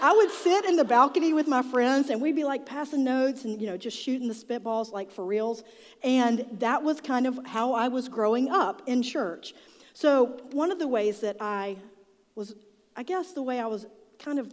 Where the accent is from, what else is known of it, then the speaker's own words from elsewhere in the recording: Charlotte, North Carolina, United States; I grew up in South Charlotte.